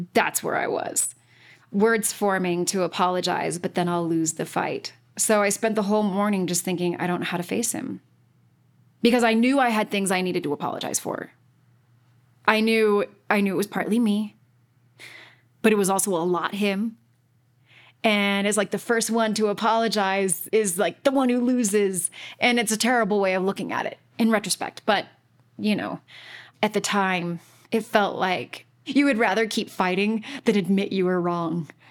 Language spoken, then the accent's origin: English; Utah, United States; moved away as an adult; also born or lived in Boston / New York City; was born and raised in Utah